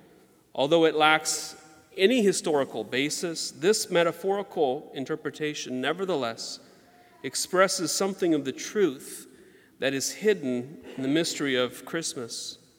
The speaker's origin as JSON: {"language": "English", "region": "Georgia", "country": "United States", "tie": "born or raised there", "said": "the Spanish moss that hung from the trees where we grew up in Georgia"}